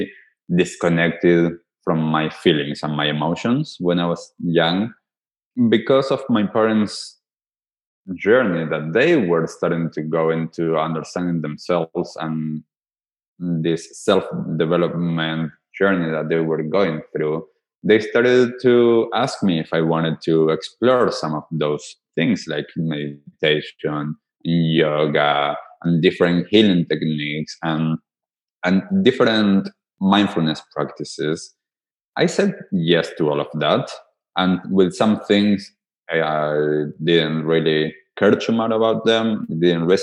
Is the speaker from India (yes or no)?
no; Argentina; So I am from Argentina. So for some of you that might not get it from my accent, I grew up in Argentina